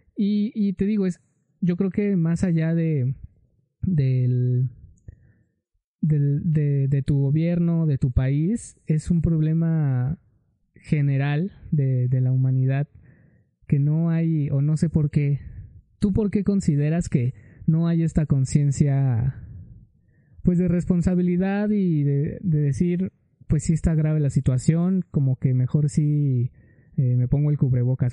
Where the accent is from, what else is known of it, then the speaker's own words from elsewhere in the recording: Mexico; yo como mexicano que sí amo mi país